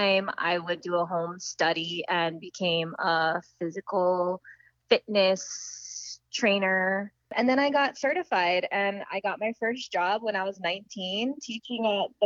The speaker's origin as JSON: {"language": "English", "area": "Maui", "region": "Hawaii", "country": "United States", "tie": "born or raised there", "said": "Growing up on Maui"}